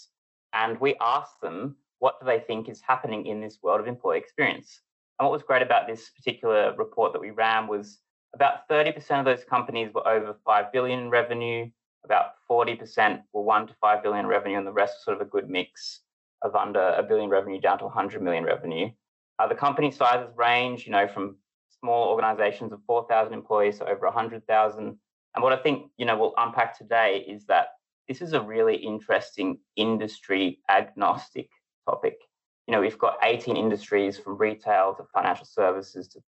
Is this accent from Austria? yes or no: no; Australia; moved away as an adult; now in United Kingdom; I'm from Australia, but I've lived in the UK for a number of years now